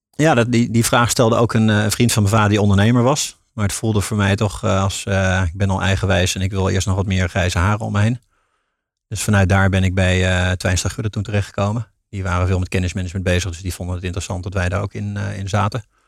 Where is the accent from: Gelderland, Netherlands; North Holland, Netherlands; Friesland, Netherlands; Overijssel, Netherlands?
Gelderland, Netherlands; Tiel; moved away as an adult; also born or lived in Rotterdam; geboren in Tiel, daar kan ik ook niks aan doen. Eh, in de Betuwe dus, daar opgegroeid.